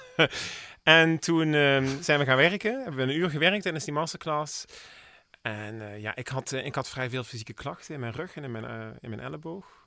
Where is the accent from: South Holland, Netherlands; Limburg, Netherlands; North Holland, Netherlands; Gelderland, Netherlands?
Limburg, Netherlands; Heerlen; born there; Geboren in Heerlen.